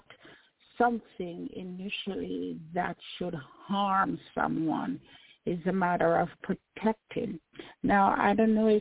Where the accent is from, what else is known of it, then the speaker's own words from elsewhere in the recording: Jamaica; I grew up in Jamaica